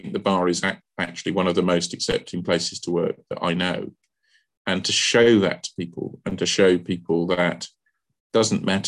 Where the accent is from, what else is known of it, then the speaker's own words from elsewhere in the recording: London, United Kingdom; I'm a Londoner born and bred